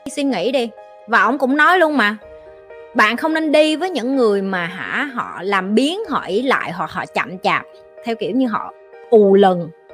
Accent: Vietnam; first language Vietnamese; chị là người Việt Nam

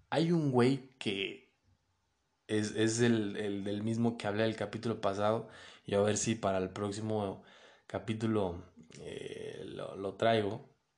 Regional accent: Mexico City, Mexico; also born or lived in León, Guanajuato; Soy de la Ciudad de México, viví en León y después me regresé a la Ciudad de México.

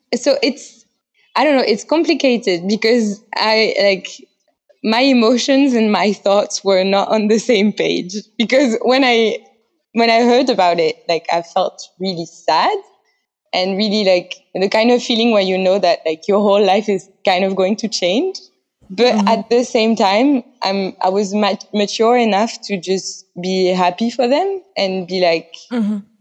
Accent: Paris, Île-de-France, France; English is a second language; moved away as an adult; now in Taiwan; I'm from Paris, France, and I've lived abroad like three times.

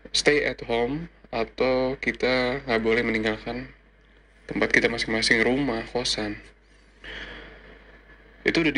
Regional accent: Bekasi, West Java, Indonesia; now in Malang, Indonesia; Ya, gue asal Bekasi, tapi sekarang gue sekarang menjalani tugas di Rumah Sakit Saiful Anwar Malang sebagai dokter muda atau koas.

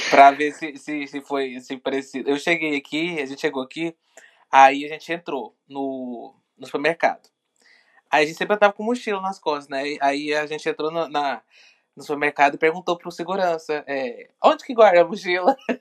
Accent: Goiânia, Goiás, Brazil; moved away as an adult; now in London, United Kingdom; sou de Goiânia.

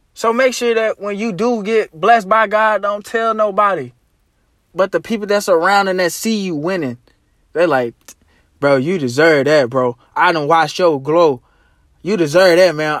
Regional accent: Arkansas, United States; my hometown. I mean, my, uh, home state, Arkansas.

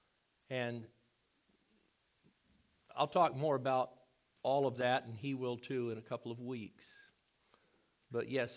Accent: Hawaii, United States; moved away as an adult; also born or lived in San Diego / Charleston, South Carolina / Texas; I grew up in Hawaii.

